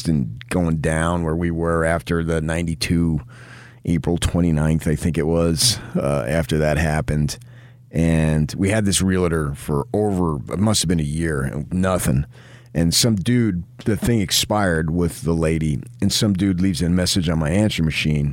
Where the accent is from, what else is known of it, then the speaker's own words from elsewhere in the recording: New Jersey, United States; now in Utah, United States; I was born in Jersey, not Utah.